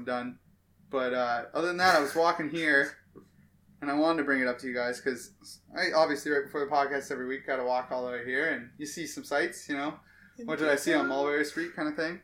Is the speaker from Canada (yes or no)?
yes; Canada; we're Canadian